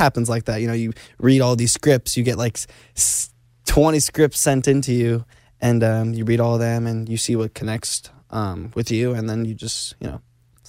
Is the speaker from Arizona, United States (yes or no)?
yes; Arizona, United States; I'm originally from Arizona